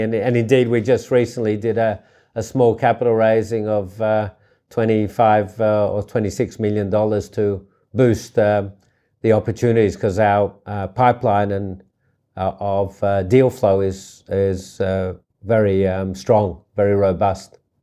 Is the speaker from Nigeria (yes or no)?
no; Australia; also born or lived in New York; I really wanted to find an entrepreneurial environment in my hometown, uh, which I did with Richard Pratt and the Vizzy Group